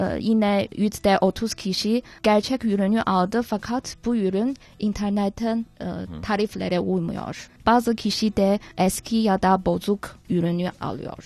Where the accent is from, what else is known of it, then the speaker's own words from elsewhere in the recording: China; Turkish is a second language; biz Çinliler